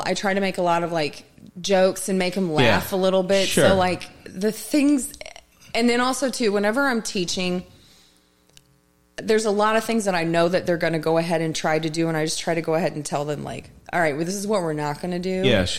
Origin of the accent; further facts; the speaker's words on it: Las Vegas, Nevada, United States; They're just it's interesting because I come from Vegas